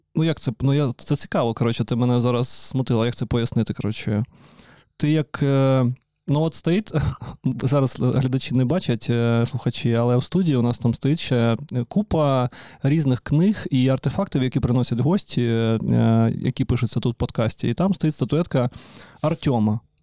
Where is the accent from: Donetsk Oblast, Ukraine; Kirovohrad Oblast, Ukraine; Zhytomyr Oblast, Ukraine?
Donetsk Oblast, Ukraine; Donetsk; moved away; я ж з Донецька